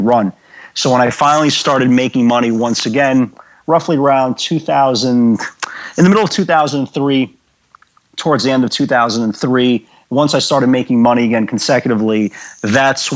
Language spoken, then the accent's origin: English; New York City, New York, United States; I grew up in the Brighton Beach section of Brooklyn